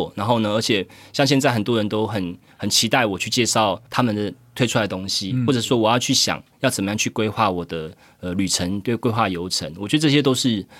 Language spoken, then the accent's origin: Chinese; Zhudong, Hsinchu County, Taiwan; 至于我对于我的竹东家乡，他们会觉得我是台北人呢。